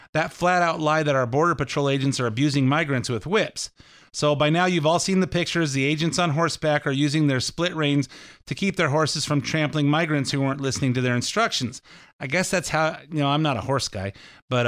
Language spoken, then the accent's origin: English; California, United States; I'm from California